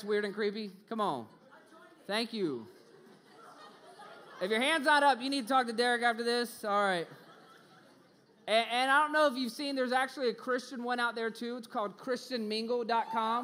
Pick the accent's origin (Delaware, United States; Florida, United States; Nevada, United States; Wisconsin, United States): Florida, United States; Orlando; moved away; also born or lived in Los Angeles, California; I'm from Orlando, Florida